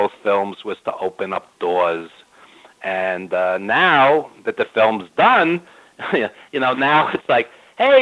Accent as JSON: {"language": "English", "region": "New York", "country": "United States", "tie": "born or raised there", "said": "I've lived in New York my whole life, as you could tell by my accent"}